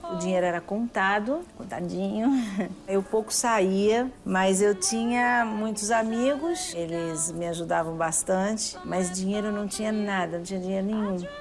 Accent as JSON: {"language": "Portuguese", "country": "Brazil", "said": "Eu sou brasileira"}